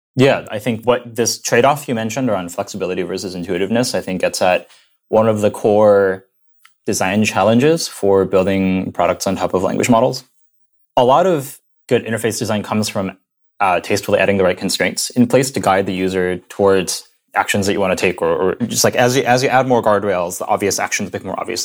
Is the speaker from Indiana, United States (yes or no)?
yes; Indiana, United States; moved away as an adult; also born or lived in San Francisco Bay Area; now in New York, United States; I grew up in Indiana, in the middle of nowhere, near Purdue University, a little suburb